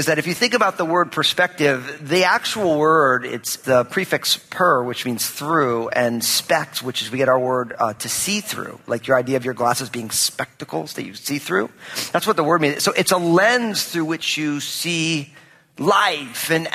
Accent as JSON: {"language": "English", "region": "New Jersey", "country": "United States", "tie": "born or raised there", "moved": "yes", "lives_now": "Pacific Northwest, United States", "said": "I was born and raised in Jersey"}